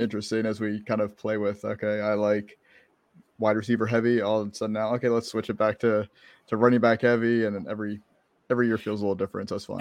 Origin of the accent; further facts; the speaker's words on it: Maryland, United States; moved away as an adult; now in Florida, United States; I grew up in Maryland. I lived there for twenty-two years